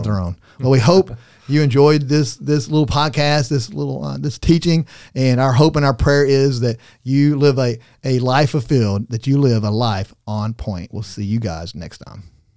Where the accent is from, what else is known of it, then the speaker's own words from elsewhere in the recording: Arkansas, United States; I'm from Arkansas